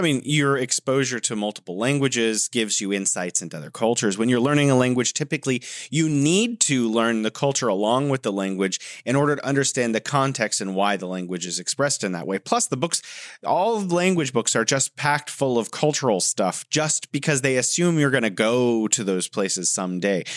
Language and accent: English; California, United States; growing up in California